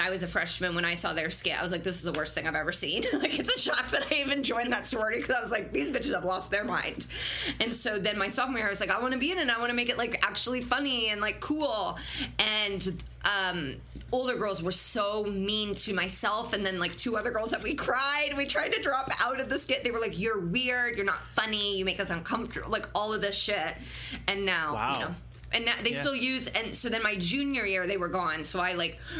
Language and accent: English; Fishers, Indiana, United States; I grew up on Geist Reservoir